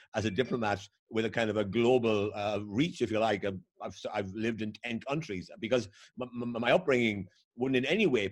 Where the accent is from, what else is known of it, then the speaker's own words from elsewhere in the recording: Waterford, Munster, Ireland; moved away as an adult; also born or lived in Cork; now in United States; I was born in Waterford City in the southeast of Ireland